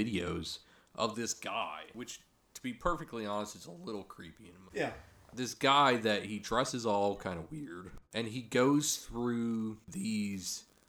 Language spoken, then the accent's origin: English; Chippewa Falls, Wisconsin, United States; also born or lived in Eau Claire, Wisconsin; I grew up in Eau Claire, Wisconsin. Well, Chippewa Falls, Wisconsin.